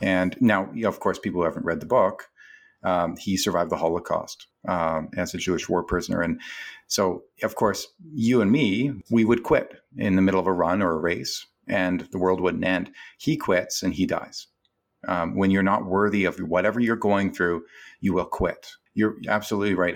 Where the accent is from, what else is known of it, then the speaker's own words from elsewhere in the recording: Canada; I'm a Canadian